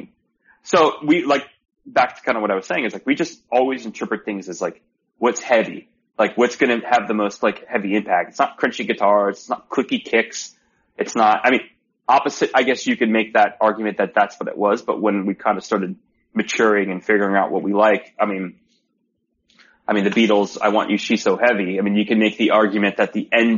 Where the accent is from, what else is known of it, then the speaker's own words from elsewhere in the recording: Broward County, Florida, United States; moved away as an adult; now in California, United States; me and … are from Broward